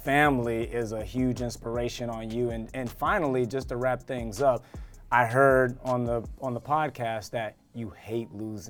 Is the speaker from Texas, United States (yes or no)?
yes; Texas, United States; I'm from Texas